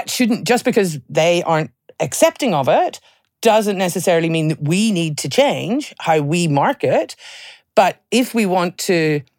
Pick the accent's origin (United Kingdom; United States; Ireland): Ireland; Well, I'm an Irish girl